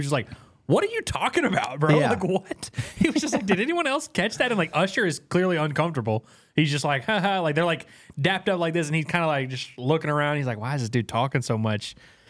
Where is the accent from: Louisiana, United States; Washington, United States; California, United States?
Louisiana, United States; I'm from Louisiana, man.